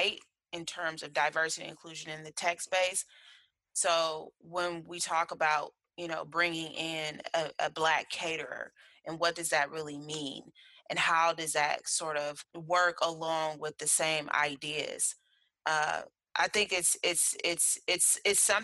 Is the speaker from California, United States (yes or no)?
yes; Berkeley, California, United States; I was raised in Berkeley back in the day